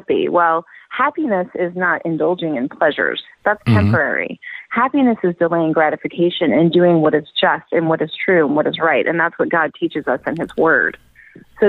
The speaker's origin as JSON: {"language": "English", "area": "Orange County", "region": "California", "country": "United States", "tie": "born or raised there", "moved": "as an adult", "lives_now": "Michigan, United States", "said": "so I'm from Orange County, California"}